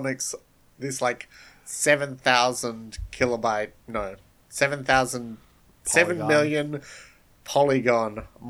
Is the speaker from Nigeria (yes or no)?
no; Australia; I'm from Australia